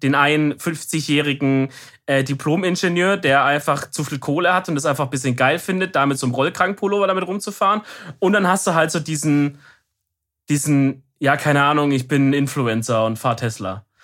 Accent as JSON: {"language": "German", "region": "Baden-Württemberg", "country": "Germany", "said": "als Deutscher"}